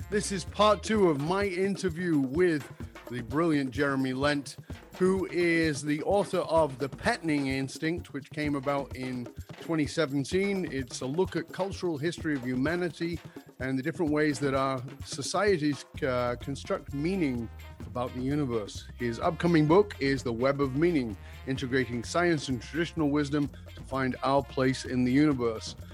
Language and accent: English; London, United Kingdom; I grew up in London